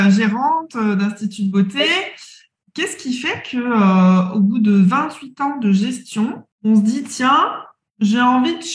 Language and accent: French; Brussels, Brussels-Capital Region, Belgium; je viens de Bruxelles.